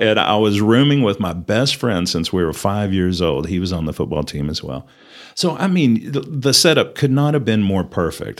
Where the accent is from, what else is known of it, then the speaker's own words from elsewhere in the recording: Perryton, Texas, United States; moved away as an adult; also born or lived in Louisiana; now in Amarillo, United States; I was actually born in Amarillo, um, raised in Perryton and graduated high school there